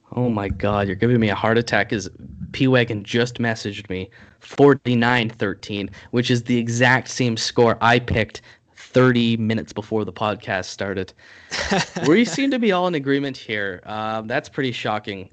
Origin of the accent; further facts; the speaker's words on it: Canada; as a Canadian